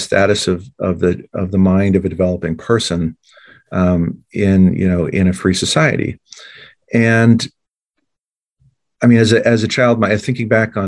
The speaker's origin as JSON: {"language": "English", "town": "Durham", "region": "New Hampshire", "country": "United States", "tie": "born or raised there", "said": "the state that I was raised in, because I grew up in Durham and went to Oyster River"}